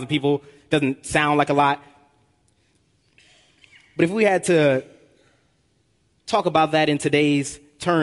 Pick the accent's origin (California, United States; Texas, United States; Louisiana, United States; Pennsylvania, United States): California, United States; Long Beach; I'm from Long Beach, California. And where I'm from, there's a huge gang infestation. I had two choices growing up